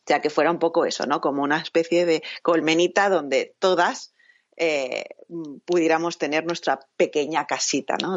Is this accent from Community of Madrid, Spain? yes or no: no; Catalonia, Spain; soy eh, catalana